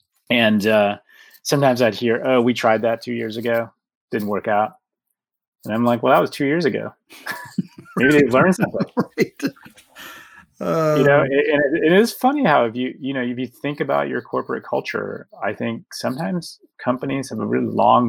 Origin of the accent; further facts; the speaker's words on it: Chicago, Illinois, United States; the beauty of being a Chicagoan